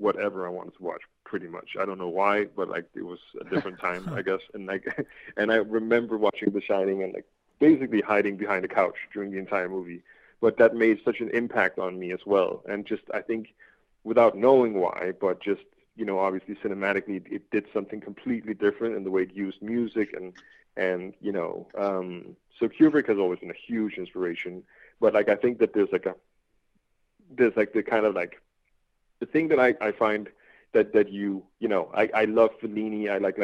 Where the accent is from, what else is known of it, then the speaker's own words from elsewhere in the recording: Denmark; I'm from Denmark